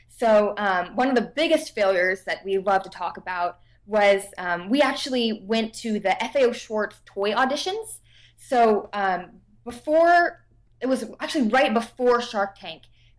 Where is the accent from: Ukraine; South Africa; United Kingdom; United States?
United States; Davidson, North Carolina; But I'm from Davidson, North Carolina, which is a super, super tiny town.